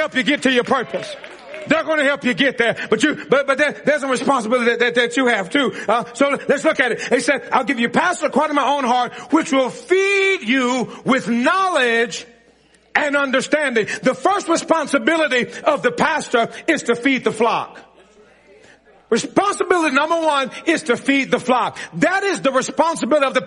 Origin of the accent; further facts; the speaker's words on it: Mississippi, United States; I'm from Mississippi